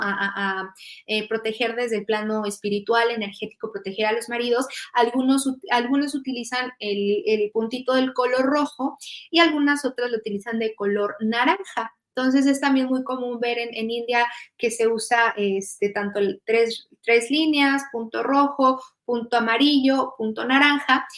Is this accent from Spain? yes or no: no; Mexico; now in Germany; soy mexicana, pero actualmente este, estoy radicando en, Alemania